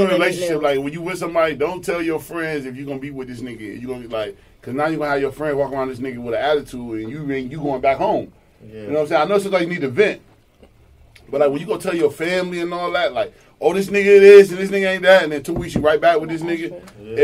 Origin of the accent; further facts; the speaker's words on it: Rochester, New York, United States; I'm from Rochester